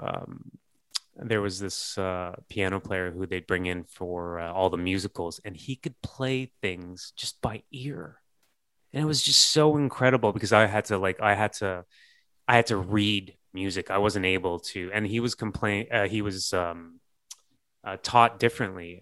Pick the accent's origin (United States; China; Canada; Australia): Canada; growing up in Canada